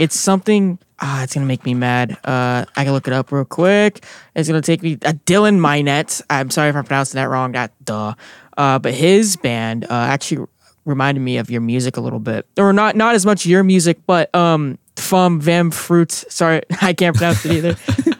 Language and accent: English; Singapore; We're related. I'm from Singapore.